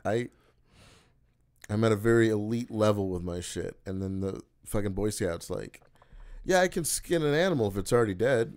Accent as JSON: {"language": "English", "town": "Oklahoma City", "region": "Oklahoma", "country": "United States", "tie": "born or raised there", "said": "Oklahoma City, that's my hometown."}